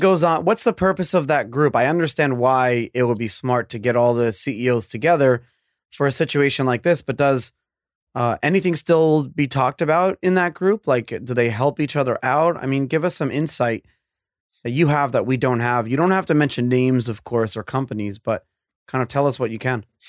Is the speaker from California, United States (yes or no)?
no; New York, United States; I was born and raised in New York